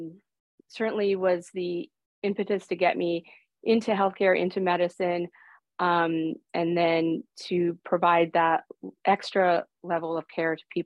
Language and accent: English; Stamford, Connecticut, United States; first language Greek; English is a second language; moved away; I'm originally from Stamford, Connecticut, the suburb of New York City